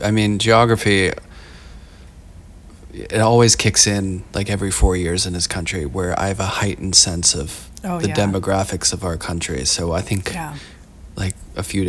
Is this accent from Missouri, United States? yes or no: no; Pittsburgh, Pennsylvania, United States; moved away as an adult; now in New York City, United States; I'm from Pittsburgh